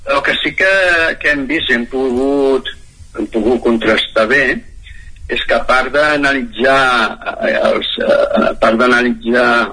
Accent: Centelles, Catalonia, Spain; moved away; also born or lived in Moianès; sóc originari de, de Centelles, d'Osona

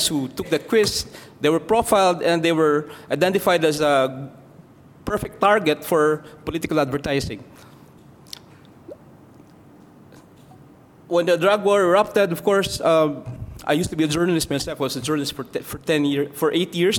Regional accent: Philippines; I come from the Philippines

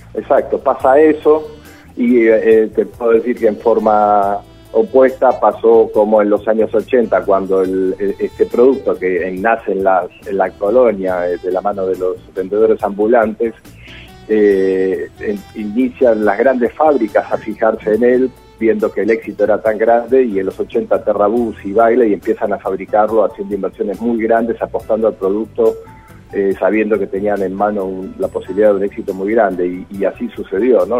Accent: Quilmes, Buenos Aires Province, Argentina; Yo nací en Quilmes, así que mm, me crié con ese producto

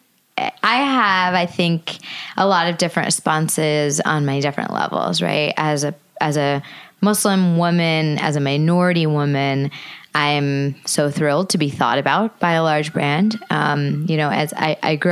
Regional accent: United States; I'm American. I'm born and brought up here

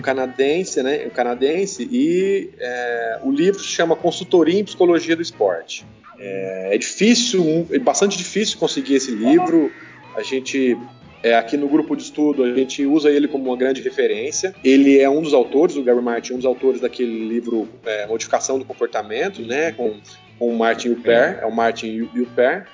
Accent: São Paulo, Brazil; now in Ceará, Brazil; eu sou paulista

